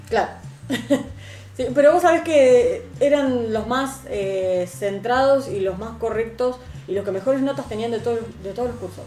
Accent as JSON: {"language": "Spanish", "town": "Rosario", "region": "Santa Fe", "country": "Argentina", "tie": "born or raised there", "said": "era Galve, de acá de Rosario"}